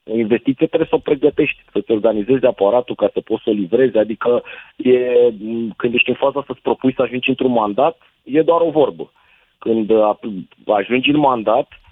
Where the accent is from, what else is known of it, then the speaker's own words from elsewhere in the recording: Bucharest, Romania; ca bucureștean